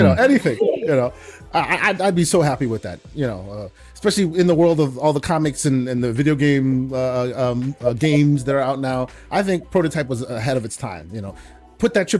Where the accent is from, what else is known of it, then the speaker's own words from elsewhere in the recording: The Hague, South Holland, Netherlands; moved away; also born or lived in Germany / Amsterdam / Rotterdam; I was raised in the Netherlands, So like, ooh, like born in Germany, raised in most of my life in the Netherlands